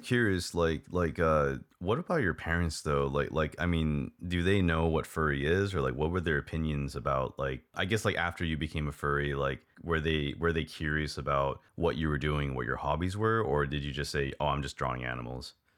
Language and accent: English; Hawaii, United States; moved away as an adult; also born or lived in Texas, United States; now in Taiwan; I was born and raised in Hawaii